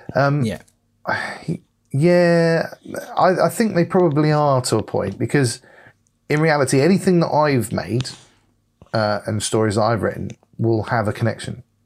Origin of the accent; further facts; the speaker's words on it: United States; I'm an American and I'm proud to be an American